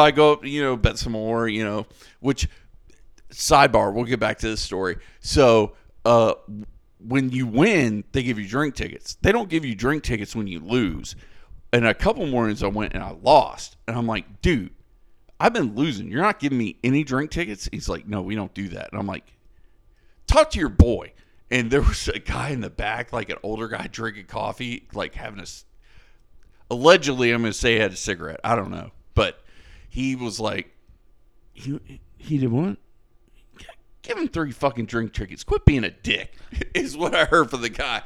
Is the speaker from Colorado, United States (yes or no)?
no; Florida, United States; I'm from Florida